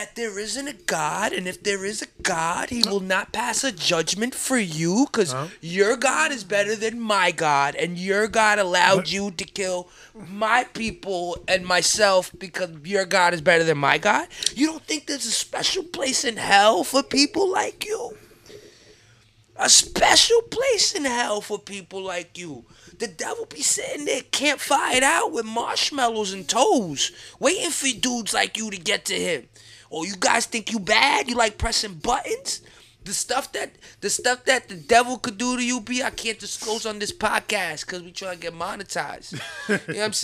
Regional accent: United States; as an American

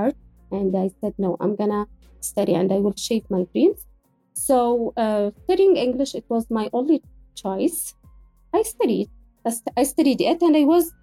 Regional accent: Yemen; I'm from Yemen, and I am a writer.

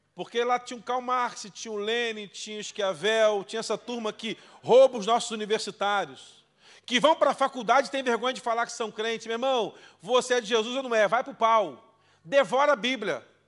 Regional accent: Brazil; nós somos brasileiros

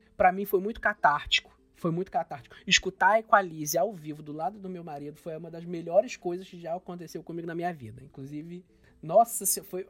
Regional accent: Brazil; eu nunca saí do Brasil

